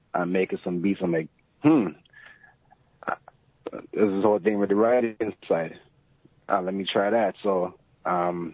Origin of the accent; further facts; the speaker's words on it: Toronto, Ontario, Canada; I'm from Toronto